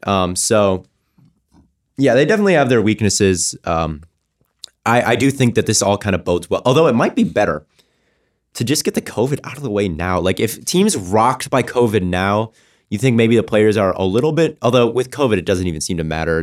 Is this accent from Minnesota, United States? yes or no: yes; Minnesota, United States; my Minnesota people, I'm from Minnesota